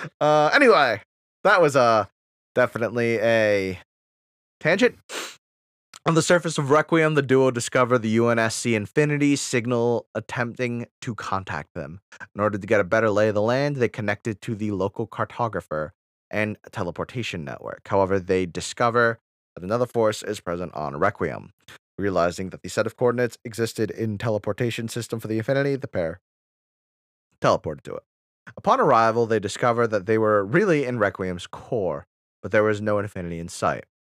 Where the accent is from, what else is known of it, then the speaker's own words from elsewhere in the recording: Wisconsin, United States; I'm from Wisconsin